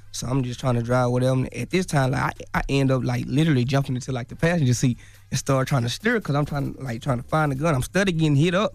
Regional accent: Dallas, Texas, United States; Like, this ain't, like, I'm from Dallas. Like, I stay outside of Dallas somewhere.

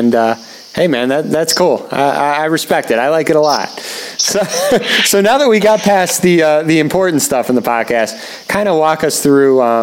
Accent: Highland Park, Illinois, United States; my hometown where I grew up for over 20 years, Highland Park, Illinois

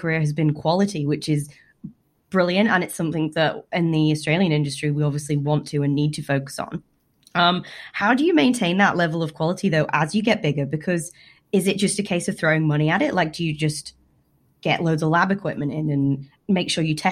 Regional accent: United Kingdom; being a Brit

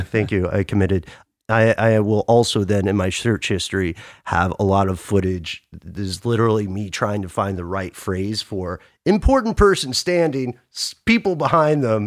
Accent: Atlanta, Georgia, United States; I am based in Atlanta. I'm from Atlanta.

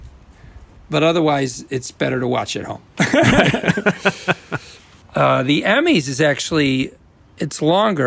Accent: Midwest, United States; accent: Midwestern; Midwestern accent is, because I speak in it

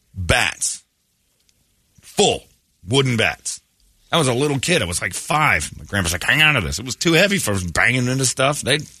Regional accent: Philadelphia, Pennsylvania, United States; Yeah, we're from Philly.

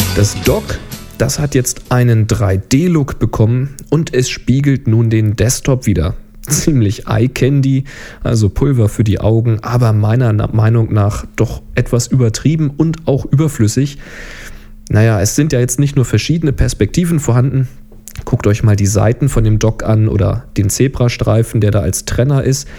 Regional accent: Germany; bei uns in Deutschland

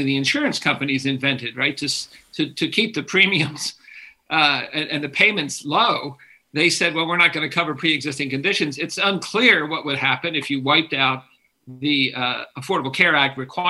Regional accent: San Rafael, California, United States; from San Rafael, which is my hometown

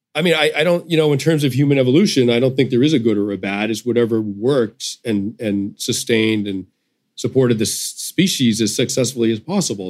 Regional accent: United States; as an American

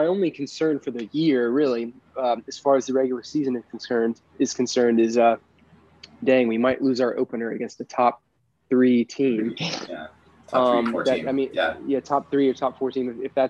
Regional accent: Columbia, South Carolina, United States; moved away; I'm literally from Columbia. like Columbia has gotten so much better since I graduated from high school and escaped. It is a much better city than it was when I was there.

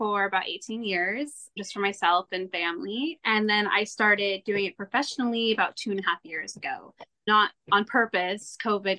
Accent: California, United States; So I grew up in Southern California

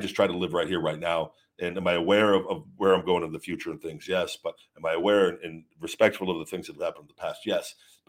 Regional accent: Baltimore, Maryland, United States; I'm from Baltimore, so I believe in rectifying issues and setting people straight.

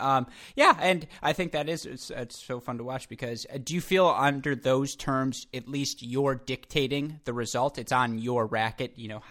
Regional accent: Michigan, United States; I'm from Michigan

